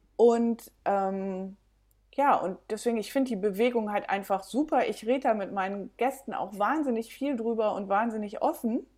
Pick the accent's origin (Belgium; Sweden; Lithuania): Belgium; also born or lived in Germany; now in Mojácar, Spain; Ich bin in Deutschland geboren, in Belgien aufgewachsen, bin dann ein bisschen durch Europa gereist